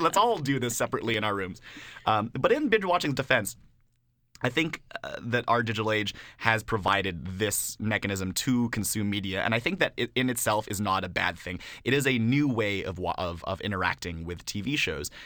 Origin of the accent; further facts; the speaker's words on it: Canada; being a Canadian rap fan